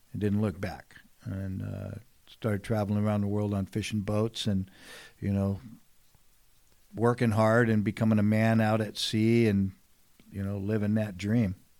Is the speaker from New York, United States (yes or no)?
no; San Diego, California, United States; born and raised here in San Diego